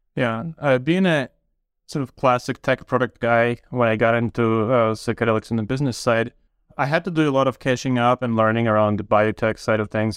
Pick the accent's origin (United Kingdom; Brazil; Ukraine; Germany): Ukraine; moved away as an adult; also born or lived in Toronto, Canada; now in Canada; I grew up in Ukraine, but moved to Canada about twenty years ago to Toronto to study mathematical